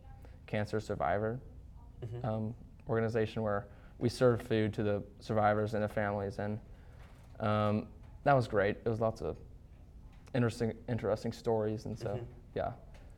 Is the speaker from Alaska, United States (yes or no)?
no; Jones, Ohio, United States; I'm from Jones, so I haven't experienced the Socktober